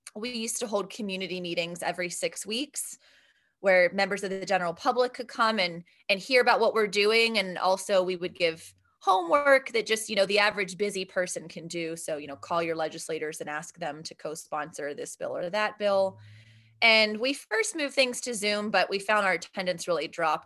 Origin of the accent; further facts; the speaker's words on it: Steubenville, Ohio, United States; moved away as an adult; now in Pittsburgh, United States; I'm from Steubenville, Ohio, which is about forty-five minutes outside of Pittsburgh